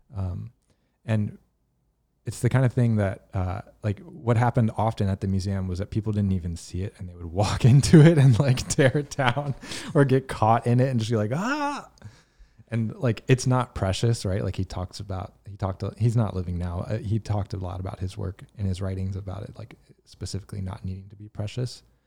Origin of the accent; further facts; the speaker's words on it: Virginia, United States; I grew up in Virginia